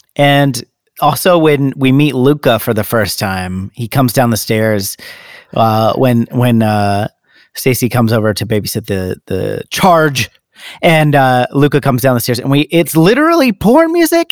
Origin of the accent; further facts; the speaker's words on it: United States; we're American